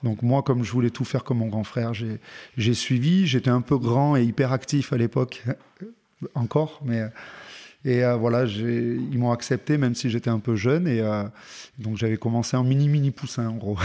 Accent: Montélimar, Auvergne-Rhône-Alpes, France; moved away; also born or lived in Aix-en-Provence / Villeurbanne / Clermont-Ferrand; J'ai grandi, euh, dans le sud-est, à Montélimar

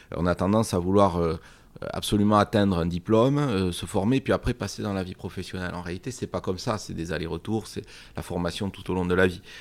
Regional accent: Bagnères-de-Bigorre, Occitania, France; j'ai eu la chance de grandir à Bagnères de Bigorre, au cœur des, Hautes-Pyrénées

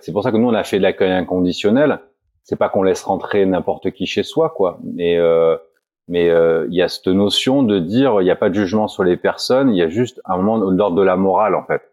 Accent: Roya valley, Provence-Alpes-Côte d'Azur, France; nous on est dans une vallée frontalière, on est français

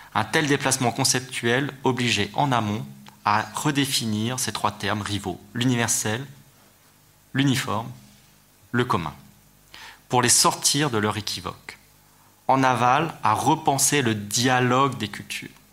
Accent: France

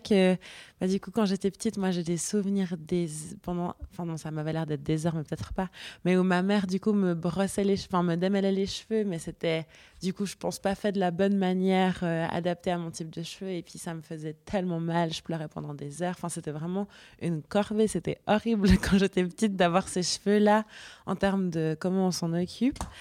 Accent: Switzerland; j'ai grandi en Suisse et puis que j'ai été éduquée par ma famille suisse

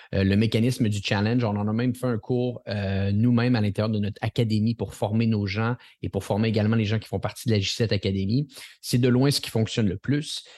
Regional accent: Montreal, Quebec, Canada; accent: Quebec; je ne suis pas de la France. Je suis, euh, je suis du Canada. Je vis euh, à Montréal, au Québec

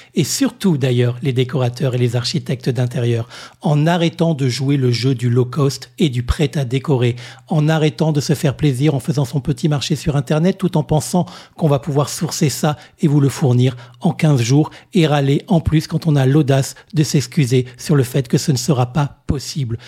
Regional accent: Réunion; ici, chez nous, à La Réunion

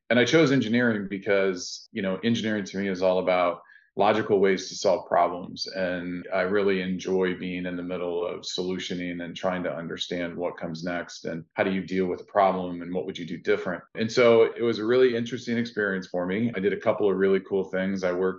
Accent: Findlay, Ohio, United States; moved away as an adult; You know, Findlay's a small town. You know, you get a lot of the small town vibes, but you also don't have all the big city pieces that go along with it. And so it was enjoyable. I was there my entire childhood all the way until I left to go to college.

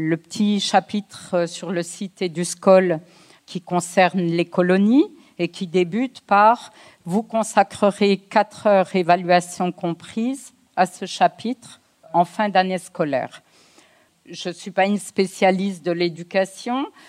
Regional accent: France; je suis née en France, j'ai la nationalité française. Euh, mes parents sont d'origine algérienne

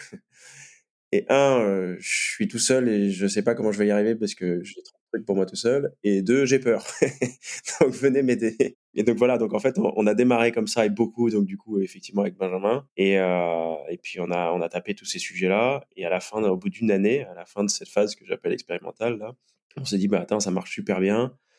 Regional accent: Guadeloupe; moved away; à l'origine, je viens de Guadeloupe

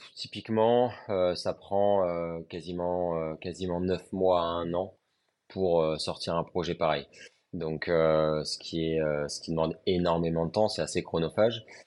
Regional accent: Lille, Hauts-de-France, France; now in Montpellier, France; je suis originaire de Lille.

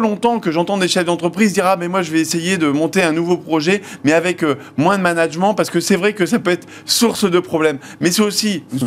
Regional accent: Hauts-de-France, France; je viens des Hauts-de-France

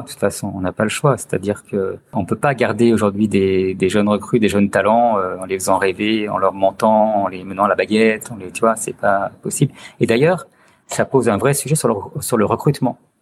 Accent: Chartreuse, Auvergne-Rhône-Alpes, France; now in Lyon, France; suis originaire de la Chartreuse. Donc j'ai fait beaucoup de ski euh, quand j'étais enfant

